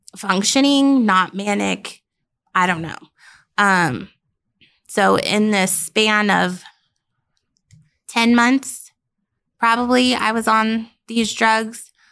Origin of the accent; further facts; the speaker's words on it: Denver, Colorado, United States; also born or lived in Billings, Montana; I'm from Colorado